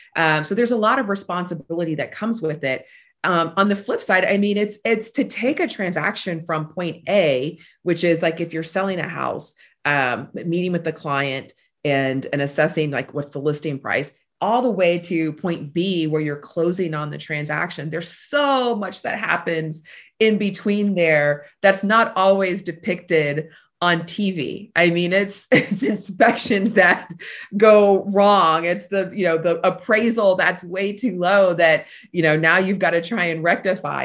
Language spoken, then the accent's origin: English; Tampa, Florida, United States; I am a Tampa native, born and raised here